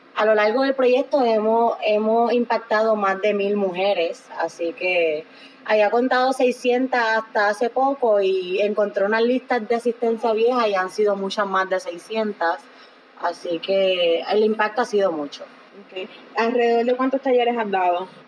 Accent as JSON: {"language": "Spanish", "country": "Puerto Rico", "said": "Nosotras como puertorriqueñas"}